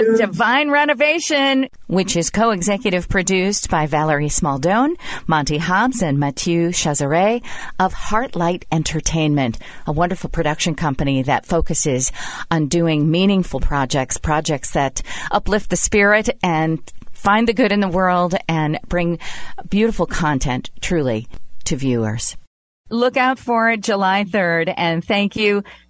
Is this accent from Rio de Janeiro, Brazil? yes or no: no; São Paulo, Brazil; Yes, I remember because I grew up in Brazil, in São Paulo, Brazil, and we had a lot of kids at our school that whose parents were part of IBM.